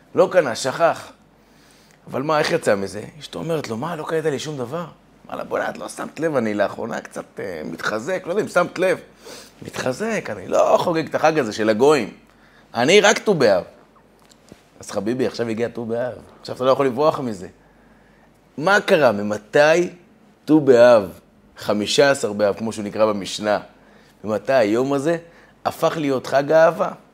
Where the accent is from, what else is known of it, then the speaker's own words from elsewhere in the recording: Beersheba, Southern District, Israel; אצלנו בבאר שבע